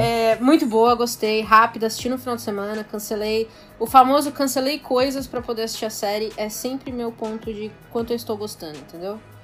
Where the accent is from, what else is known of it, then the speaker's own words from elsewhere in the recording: São Paulo, Brazil; eu sou de São Paulo